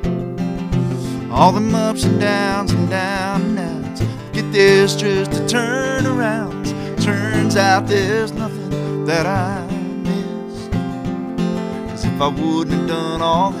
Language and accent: English; Kerrville, Texas, United States; now in Poetry, United States; I grew up in Kerrville, Texas